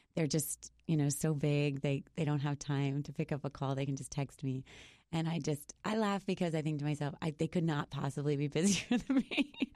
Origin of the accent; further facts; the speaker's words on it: Boston, Massachusetts, United States; I'm from Boston